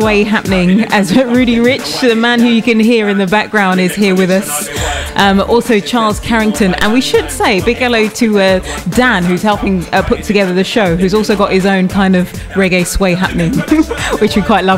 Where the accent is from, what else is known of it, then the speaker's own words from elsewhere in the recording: United Kingdom; accent: British; my very British accent.